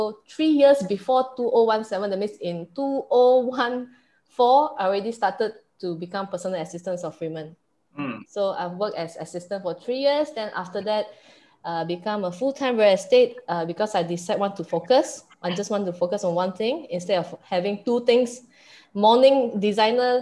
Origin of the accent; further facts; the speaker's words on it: Perak, Malaysia; I'm from Perak